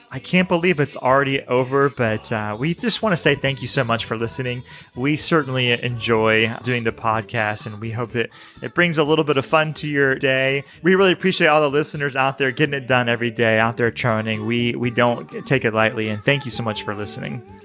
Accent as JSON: {"language": "English", "region": "the South", "country": "United States", "tie": "born or raised there", "said": "I grew up in the South"}